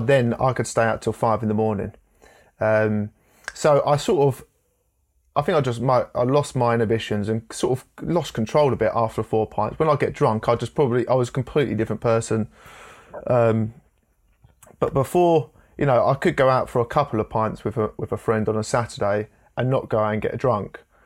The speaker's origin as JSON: {"language": "English", "town": "Enfield", "region": "London", "country": "United Kingdom", "tie": "born or raised there", "said": "I was born in Enfield in North London"}